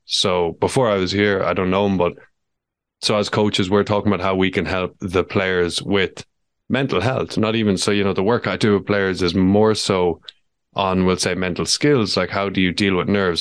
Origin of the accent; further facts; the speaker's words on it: Ireland; who I know well from growing up in Ballinard together